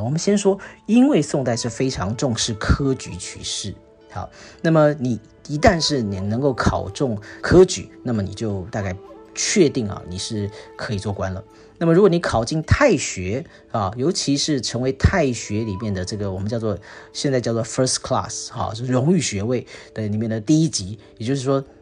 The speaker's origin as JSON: {"language": "Chinese", "country": "Singapore", "said": "我们新加坡人"}